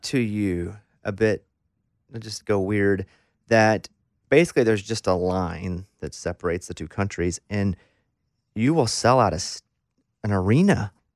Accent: Arkansas, United States; I'm from Arkansas

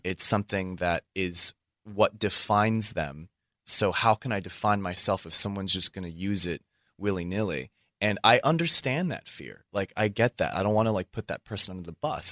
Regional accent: Bay Area, California, United States; growing up in the Bay Area was really cool

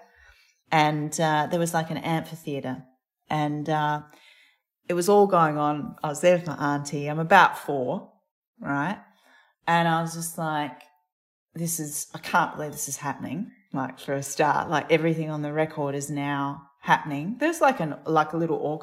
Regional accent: Adelaide, South Australia, Australia; I grew up in Tundania on Kaurna

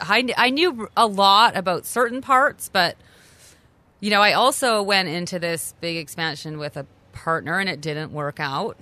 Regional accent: Canada; moved away as an adult; also born or lived in New York City, United States; a native Canadian, lived in New York City for twenty years.

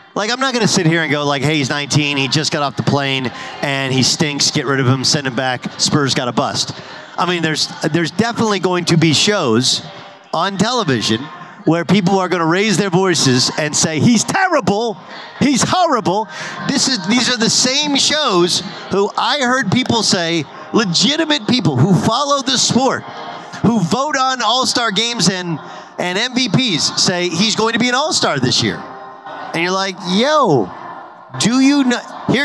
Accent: California, United States; I grew up in Southern California. I was a hooper

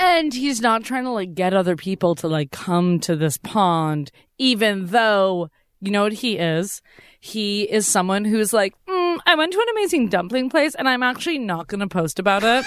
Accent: Massachusetts, United States; I grew up going to Walden Pond

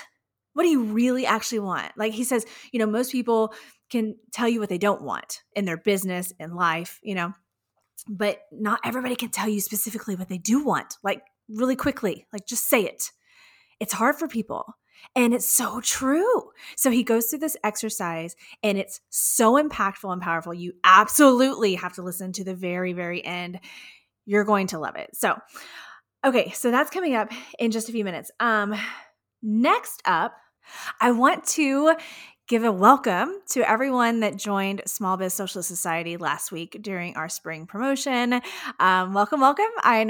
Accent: Houston, Texas, United States; right here in my hometown of Houston, Texas.

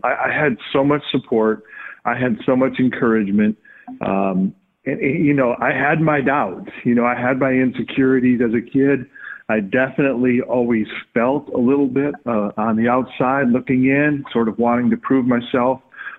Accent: Flint, Michigan, United States; I grew up in the Midwest. I grew up in Michigan, and there you're just kind of forced to play a little bit of everything because of the seasons. I grew up in a fairly tough town.

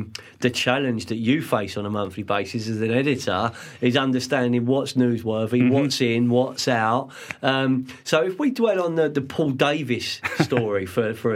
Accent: London, United Kingdom; Growing up where I grew up in Fulham

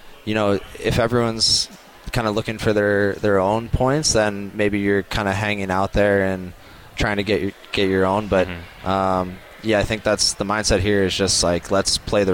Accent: United States; now in Vancouver, Canada; I'm American

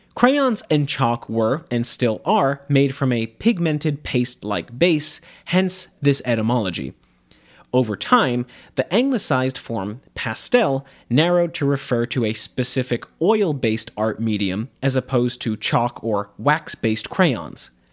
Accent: United States; accent: standard American English

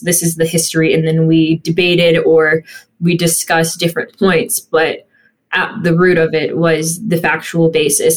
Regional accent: Bexley, Ohio, United States; growing up in Bexley

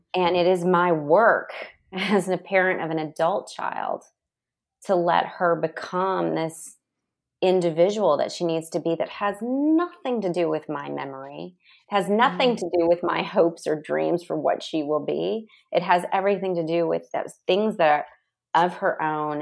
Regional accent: Nashville, Tennessee, United States; growing up in Nashville, I had a really safe childhood.

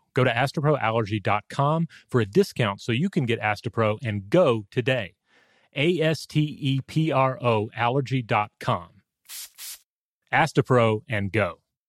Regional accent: New England, United States; I grew up in New England, and so I was rarely confronted with them and never gave it too much thought.

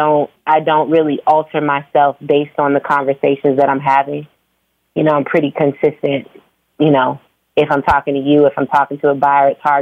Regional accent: Phoenix, Arizona, United States; born or raised there; also born or lived in Virginia; now in Atlanta, United States

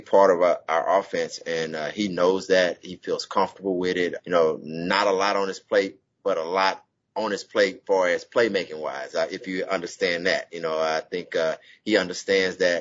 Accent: Houston, Texas, United States; moved away; the great state of Texas. That's my hometown

